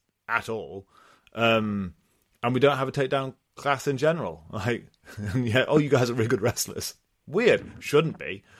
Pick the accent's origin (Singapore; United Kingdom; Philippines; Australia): United Kingdom; I'm British